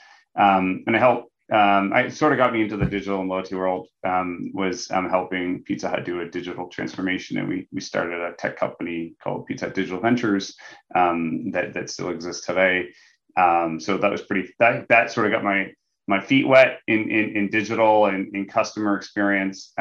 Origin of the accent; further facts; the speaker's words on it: Nova Scotia, Canada; moved away as an adult; also born or lived in London, United Kingdom; now in Toronto, Canada; I grew up in a small town in Eastern Canada, Nova Scotia